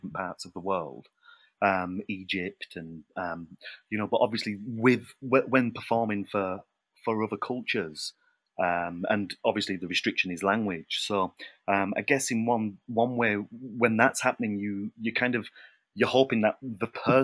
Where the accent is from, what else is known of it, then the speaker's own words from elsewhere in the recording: United Kingdom; being British